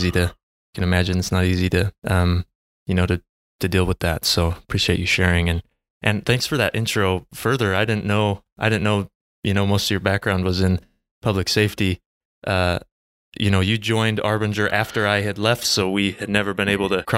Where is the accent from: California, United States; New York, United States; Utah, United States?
Utah, United States; American Fork; I grew up in American Fork